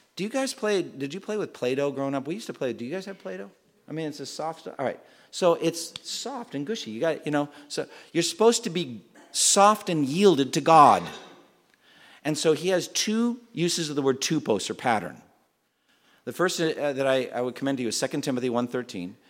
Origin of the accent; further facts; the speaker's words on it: Framingham, Massachusetts, United States; moved away; my hometown when I was growing up, Framingham, Massachusetts